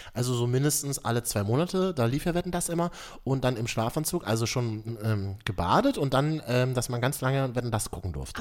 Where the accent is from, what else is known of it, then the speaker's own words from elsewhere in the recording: Berlin, Germany; da bin ich ein typischer Berliner